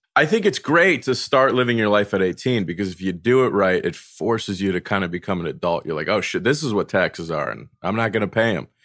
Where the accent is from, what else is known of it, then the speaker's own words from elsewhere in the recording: North Carolina, United States; moved away as an adult; now in New York, United States; I was raised in North Carolina, and then the week I turned eighteen, I moved to New York